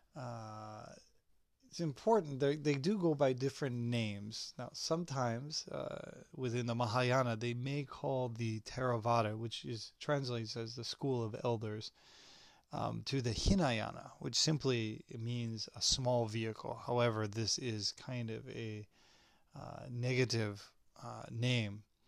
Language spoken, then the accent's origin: English; Hollywood, Southern California, United States; here in my hometown, uh, there's a group of Thai Buddhists in Hollywood